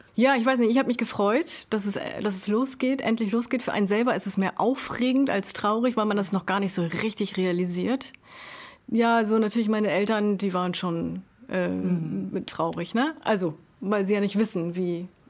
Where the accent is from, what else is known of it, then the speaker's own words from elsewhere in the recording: Sylt, Schleswig-Holstein, Germany; moved away; ich da halt geboren und aufgewachsen bin